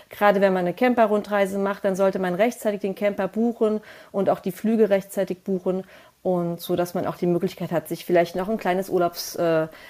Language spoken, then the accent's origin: German; Frankfurt, Hesse, Germany; Also ich komme ja aus Frankfurt oder aus einem Vorort von Frankfurt, also